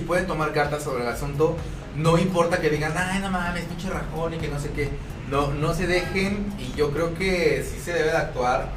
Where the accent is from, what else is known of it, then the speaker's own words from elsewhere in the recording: Mexico; somos, el mexicano es burlista